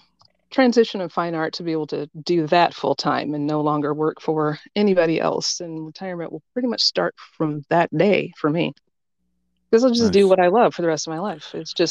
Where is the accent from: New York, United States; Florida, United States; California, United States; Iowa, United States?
Iowa, United States; Des Moines; I love my hometown.